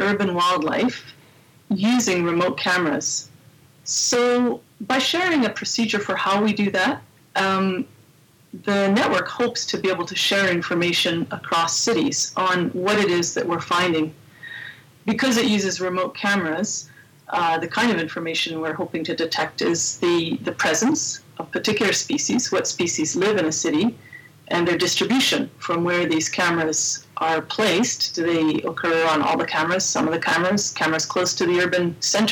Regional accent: Edmonton, Alberta, Canada; I grew up here in Edmonton

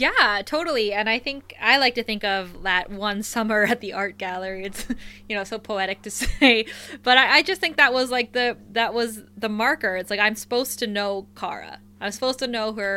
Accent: Thunder Bay, Ontario, Canada; we both grew up in Thunder Bay, Ontario, Canada.

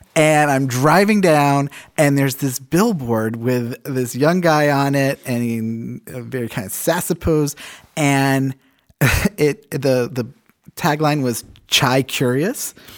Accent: England, United Kingdom; moved away; I grew up in England

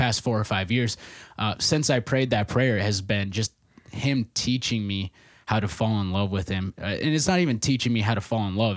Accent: Nebraska, United States; moved away as an adult; also born or lived in Minneapolis, Minnesota / Hastings, Minnesota; I'm originally from Nebraska, where my dad is a pastor

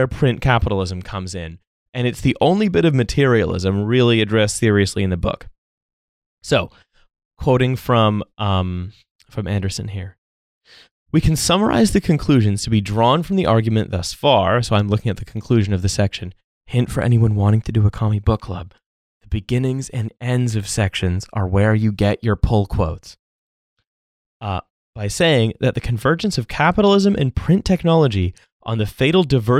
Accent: Canada; born there; because I was born in Canada, that I was then given a Canadian passport

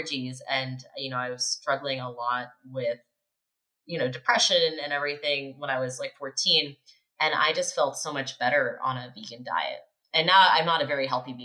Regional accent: Morgantown, West Virginia, United States; moved away as an adult; also born or lived in Maryland / Budapest; I grew up in Morgantown, West Virginia

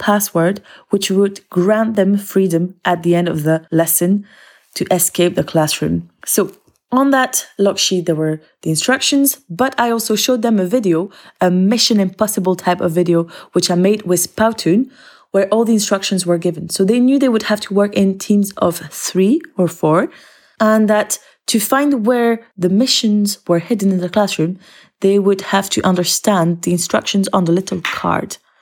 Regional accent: Belgium; moved away as an adult; now in Aberdeen, United Kingdom; I come from Belgium, but I teach in Scotland in Aberdeen at Bucksburn Academy.

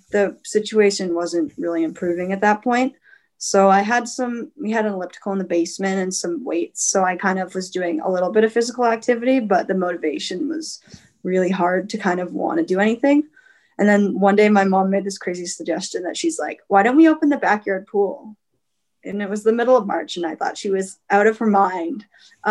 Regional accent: London, Ontario, Canada; moved away as an adult; now in Ann Arbor, United States; I'm from London, Ontario

